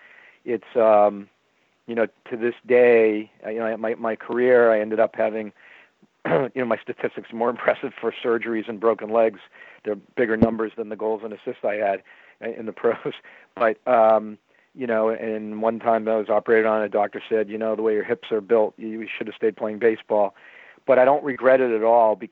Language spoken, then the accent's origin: English; Boston, Massachusetts, United States; I happen to love the Bruins growing up because I grew up in the Bobby Orr era, and if you grew up in when Bobby Orr was a player here